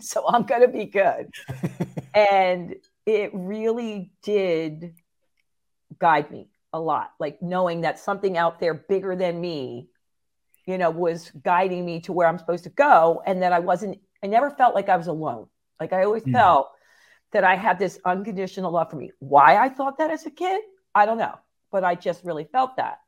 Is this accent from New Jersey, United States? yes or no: yes; Phillipsburg, New Jersey, United States; also born or lived in Easton, Pennsylvania; I thought I was born where I grew up in Phillipsburg, New Jersey in the United States. But they were like, no, you got that question wrong on a security thing. So I found out I was born just across the bridge in Easton, Pennsylvania.